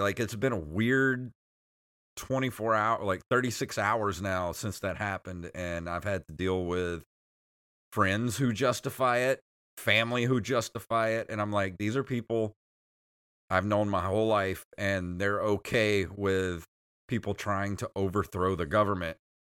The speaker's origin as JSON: {"language": "English", "region": "Mississippi Gulf Coast", "country": "United States", "said": "we're from Mississippi, if you don't know that, eh, but we live on the Gulf Coast"}